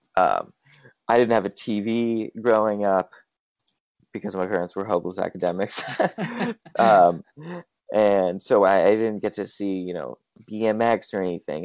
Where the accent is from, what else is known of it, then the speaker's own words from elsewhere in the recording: El Cerrito, California, United States; I grew up in in El Cerrito, California, which is just north of Berkeley in the Bay Area